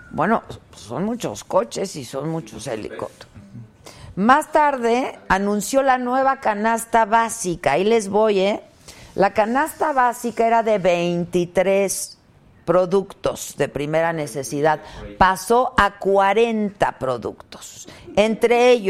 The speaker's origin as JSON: {"language": "Spanish", "country": "Mexico", "tie": "born there", "said": "Yo nací en México."}